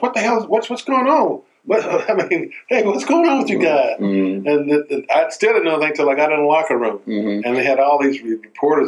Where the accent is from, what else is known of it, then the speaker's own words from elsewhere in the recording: Tennessee, United States; moved away; also born or lived in Indianapolis, Indiana; here I am from Tennessee